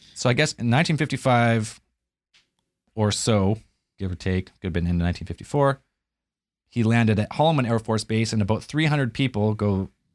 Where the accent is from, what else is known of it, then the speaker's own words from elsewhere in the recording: Canada; I'm Canadian